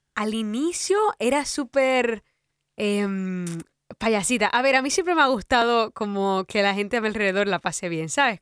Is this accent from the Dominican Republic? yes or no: yes; Dominican Republic; porque soy de República Dominicana